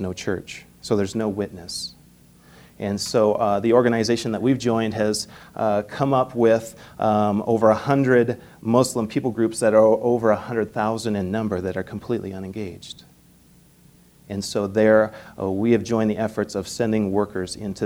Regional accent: Manhattan, Montana, United States; moved away as an adult; also born or lived in Canada / St. Paul, Minnesota; I'm originally from here. Well, I was born in Canada, but we consider Montana our home. I grew up in Manhattan and graduated from Manhattan High School.

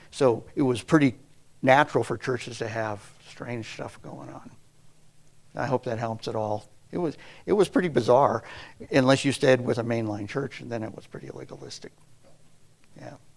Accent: United States; moved away as an adult; also born or lived in Kenya / Tanzania / Swaziland; growing up in America

